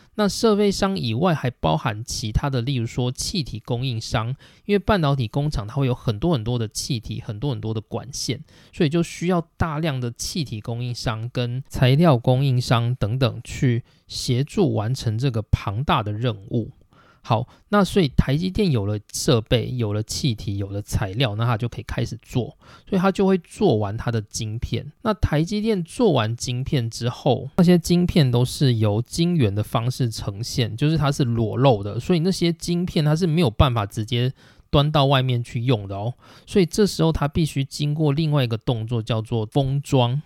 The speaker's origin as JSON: {"language": "Chinese", "country": "Taiwan", "said": "我们台湾 人"}